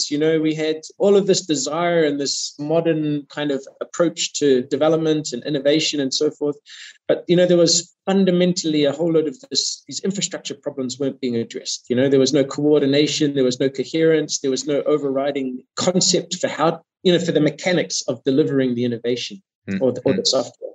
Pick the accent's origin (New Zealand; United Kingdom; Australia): New Zealand; moved away as an adult; now in Germany; I'm from New Zealand originally. I did my studies back in New Zealand.